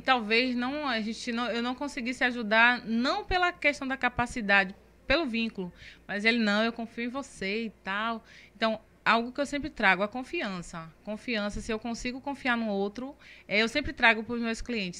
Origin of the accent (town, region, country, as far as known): Camaçari, Bahia, Brazil; born or raised there